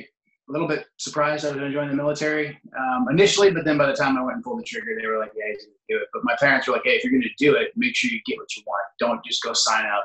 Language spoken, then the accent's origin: English; Portland, Oregon, United States; moved away as an adult; I just grew up kind of in the suburbs of Portland, just a couple miles from downtown